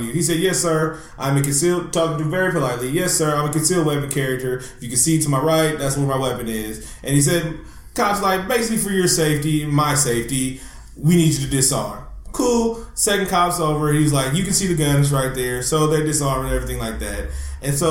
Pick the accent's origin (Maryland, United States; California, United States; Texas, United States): California, United States; Oakland; I'm from East Oakland, California